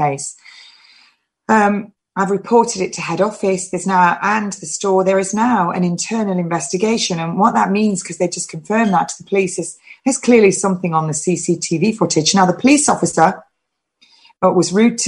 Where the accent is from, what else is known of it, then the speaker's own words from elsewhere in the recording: England, United Kingdom; I am English and I'm proud to be English.